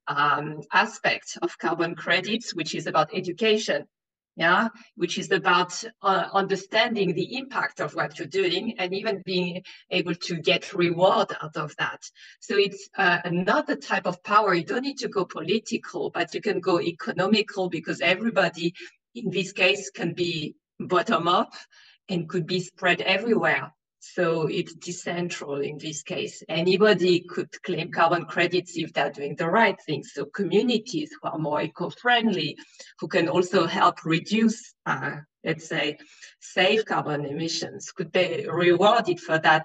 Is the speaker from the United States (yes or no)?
no; China; also born or lived in France; now in Austria; Originally from China, but I'm French and I live in Austria